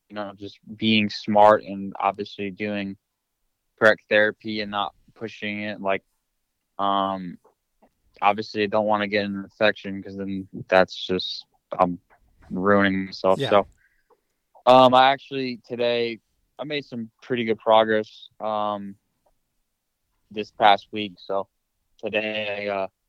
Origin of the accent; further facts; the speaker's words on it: New Jersey, United States; moved away as an adult; move back home to my hometown in Jersey